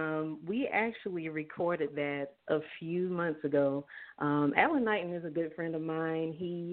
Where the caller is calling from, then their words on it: Douglasville, Georgia, United States; I'm calling from Douglasville, Georgia.